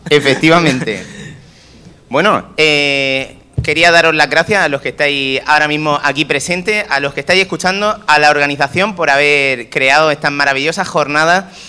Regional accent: Region of Murcia, Spain; nosotros murcianos

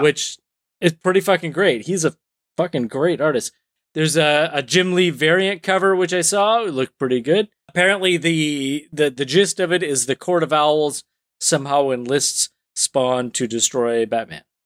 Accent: Canada; being Canadian

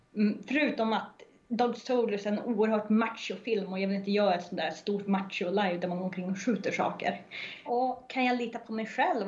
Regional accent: Norrland, Sweden; jag är norrlänning

